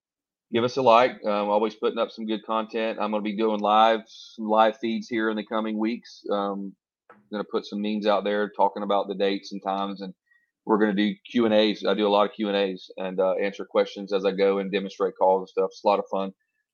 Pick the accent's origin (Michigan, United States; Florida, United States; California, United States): Florida, United States; I grew up in Florida, dude. I mean, you can only imagine how bad mosquitoes are here.